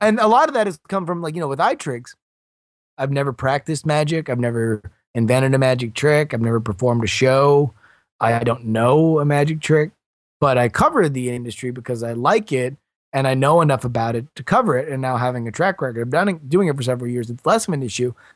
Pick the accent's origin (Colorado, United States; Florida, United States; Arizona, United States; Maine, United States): Florida, United States; Fort Lauderdale; also born or lived in Texas / California / Syracuse, New York; I was born in Texas. I lived in California and South Florida and pretty much Sun Belt states my entire life, and mostly grew up around the Fort Lauderdale area